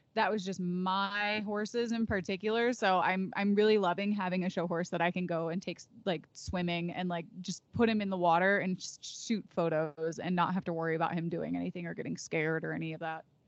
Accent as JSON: {"language": "English", "town": "Chicago", "region": "Illinois", "country": "United States", "said": "I'm also from the city. I'm from Chicago suburbs."}